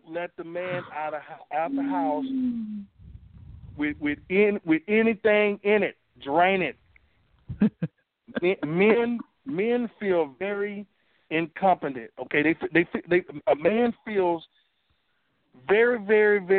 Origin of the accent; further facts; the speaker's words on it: Louisiana, United States; I grew up in Louisiana and I grew up in the country